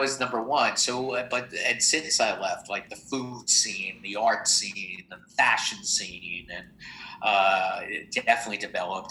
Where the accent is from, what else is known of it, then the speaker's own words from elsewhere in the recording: New Jersey, United States; also born or lived in Los Angeles; now in New York, United States; I grew up in Jersey